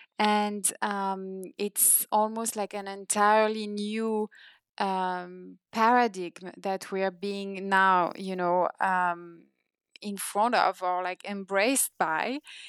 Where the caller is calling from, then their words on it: India; So now I'm calling you from India and you're calling me from Paris